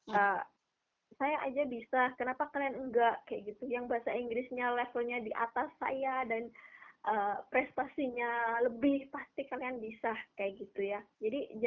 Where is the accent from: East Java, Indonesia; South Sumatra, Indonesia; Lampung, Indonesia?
East Java, Indonesia; saya dari Jawa Timur nanti harus ke Jakarta buat uh, dari Jakarta ke Budapest